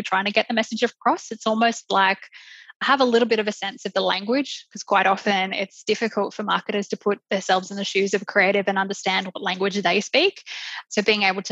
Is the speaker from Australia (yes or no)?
yes; Queensland, Australia; moved away as an adult; now in Melbourne, Australia; I'm originally from Queensland